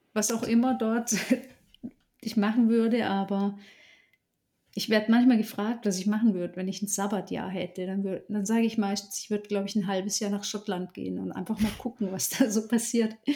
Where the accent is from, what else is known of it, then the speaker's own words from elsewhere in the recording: Southern Black Forest, Baden-Württemberg, Germany; also born or lived in Allgäu; im Südschwarzwald dann eben in meiner Heimat